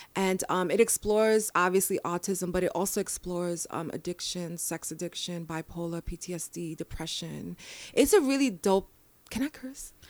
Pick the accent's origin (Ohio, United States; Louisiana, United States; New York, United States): New York, United States; New York City; I was born and raised in the Bronx